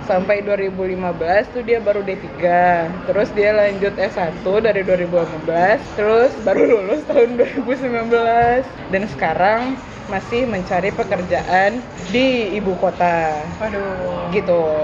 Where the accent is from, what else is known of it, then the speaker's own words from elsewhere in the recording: Pekanbaru, Riau, Indonesia; moved away as an adult; now in Depok, Indonesia; aku dari TK dari playgroup malah satu yayasan swasta di Pekanbaru itu terus sampai SMP